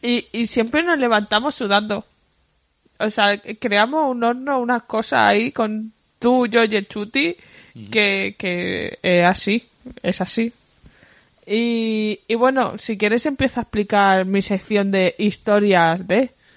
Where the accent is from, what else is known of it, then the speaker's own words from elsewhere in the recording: Badalona, Catalonia, Spain; soy de Badalona, Badalona City